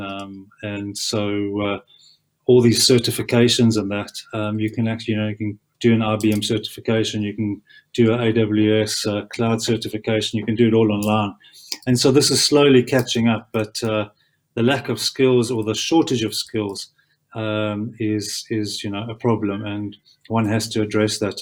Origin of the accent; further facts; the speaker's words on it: South Africa; as a South African